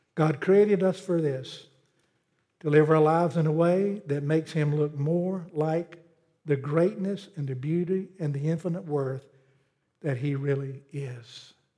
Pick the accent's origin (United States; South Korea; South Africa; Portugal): United States; Pelzer, South Carolina; Growing up in Pelzer, South Carolina, I grew up when textile was big, the cotton mill was big